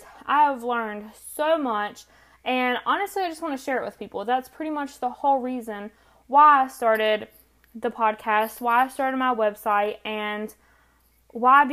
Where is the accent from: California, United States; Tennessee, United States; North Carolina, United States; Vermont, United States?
North Carolina, United States; accent: country; I am from North Carolina, which explains the country accent